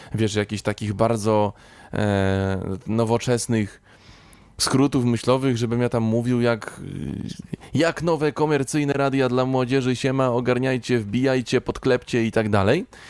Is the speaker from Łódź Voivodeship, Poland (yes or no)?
yes; Kutno, Łódź Voivodeship, Poland; pochodzę z Kutna, no to wtedy mieszkałem mm, z rodzicami 25 kilometrów, tak powiedzmy, od Kutna